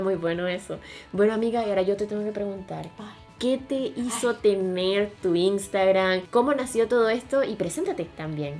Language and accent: Spanish; Venezuela; moved away as an adult; now in Chile; yo soy venezolana, pero vivo en Chile desde hace un poco más de cuatro años